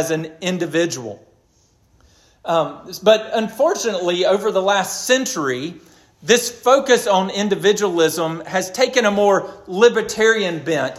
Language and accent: English; United States; As an American